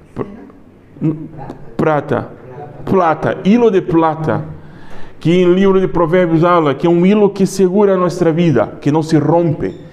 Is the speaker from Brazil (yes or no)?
yes; Brazil; accent: Brazilian; Spanish is a second language; now in Spain; Yo soy brasileño, se nota. Es fuerte acento, algunas palabras me escapan.